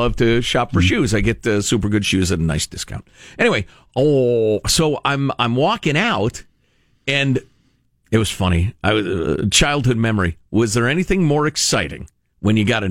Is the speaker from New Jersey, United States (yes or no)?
no; Chicago, Illinois, United States; moved away; I grew up in Chicagoland, which is extremely diverse, racially speaking.